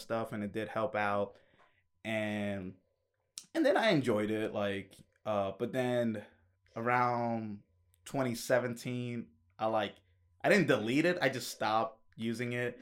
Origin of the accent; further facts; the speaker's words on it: Kennesaw, Georgia, United States; moved away as an adult; also born or lived in Acworth, Georgia; now in Atlanta, United States; I grew up in Ackworth and Kennesaw